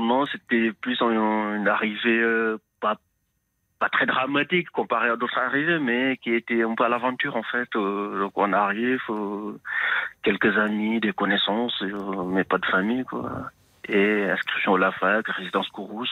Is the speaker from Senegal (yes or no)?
yes; Senegal; now in France; Je suis originaire d'un pays de l'Afrique de l'Ouest